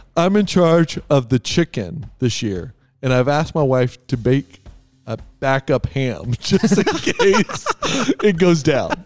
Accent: Texas, United States; I'm from Texas.

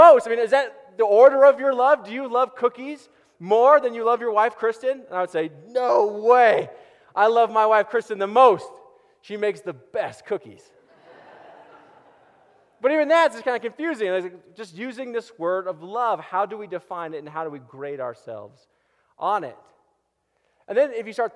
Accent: Boulder, Colorado, United States; also born or lived in Erie, Colorado; I was born and raised in Boulder.

